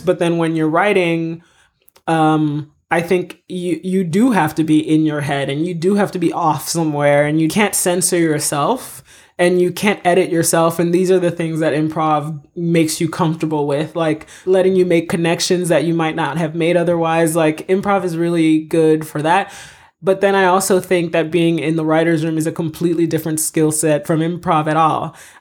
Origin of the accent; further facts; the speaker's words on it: United States; moved away as an adult; also born or lived in Haiti / Florida / Massachusetts / Boston; now in Los Angeles, United States; I mostly grew up in Florida, in Massachusetts